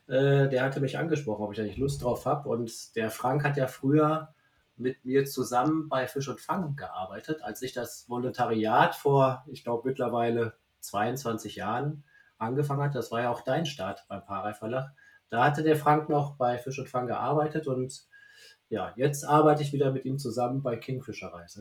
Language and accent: German; Münster, North Rhine-Westphalia, Germany; ich wollte meine Heimat zurückziehen nach Münster